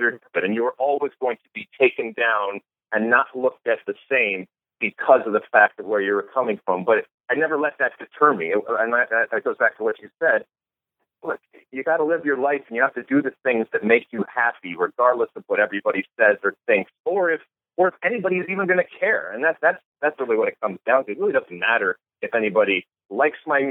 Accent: Detroit, Michigan, United States; I grew up in Michigan. I grew up in the suburbs of Detroit

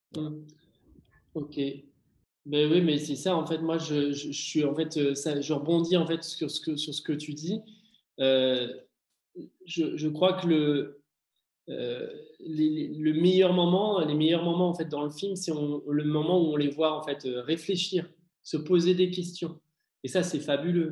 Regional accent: Martinique; j'ai grandi en fait en Martinique

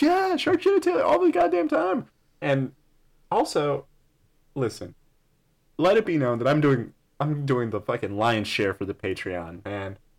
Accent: El Paso, Texas, United States; I'm from El Paso

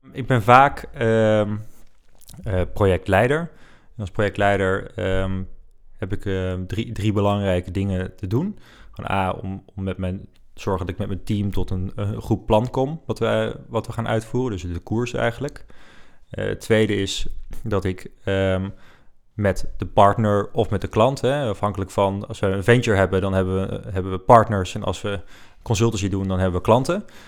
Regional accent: Netherlands; Wij zijn Nederlanders

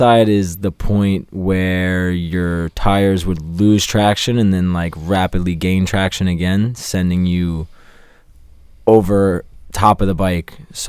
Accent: Long Island, New York, United States; now in Charlotte, United States; I am originally from Long Island, New York, but I reside in Charlotte, North Carolina.

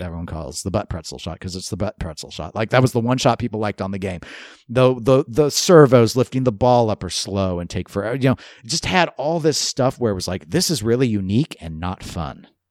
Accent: United States; I'm American

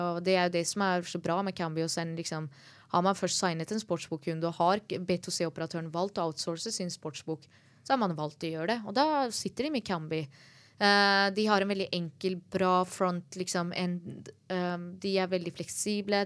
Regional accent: Norway; jeg som nordmann

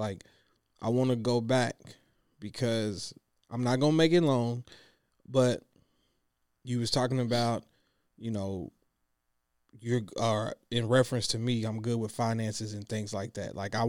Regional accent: Clinton, United States; Girl, I'm from Clinton. Girl, we could have got married under the trussle. Shout out to my folks in Clinton who know what that is.

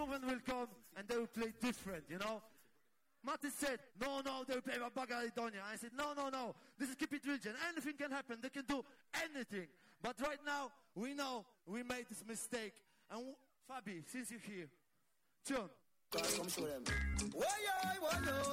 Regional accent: Poland; We come from Poland

